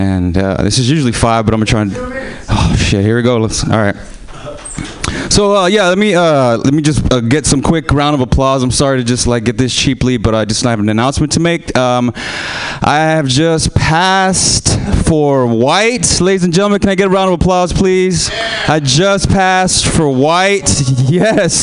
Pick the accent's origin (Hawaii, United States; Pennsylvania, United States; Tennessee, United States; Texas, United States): Texas, United States; Houston; I'm from Houston, Texas, so I might have an accent here and there.